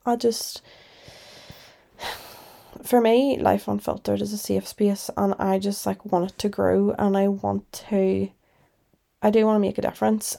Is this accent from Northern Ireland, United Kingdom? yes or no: yes; Northern Ireland, United Kingdom; moved away as an adult; also born or lived in Liverpool; I'm from Northern Ireland. Obviously, you'd know that 'cause my accent